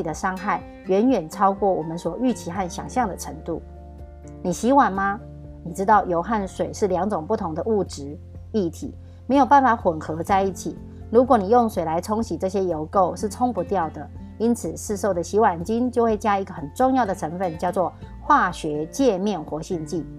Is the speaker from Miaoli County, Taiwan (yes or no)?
yes; Miaoli County, Taiwan; 大家好，我是苗栗的